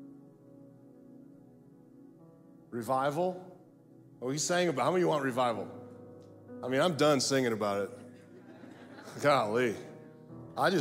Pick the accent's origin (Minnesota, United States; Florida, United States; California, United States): Florida, United States; I'm from Florida